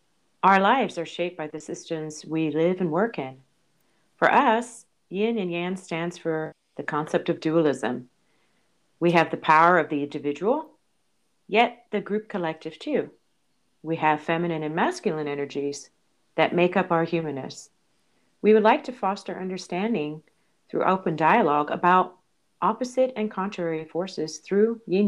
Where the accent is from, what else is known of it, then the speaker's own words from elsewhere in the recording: Panama; from Panama.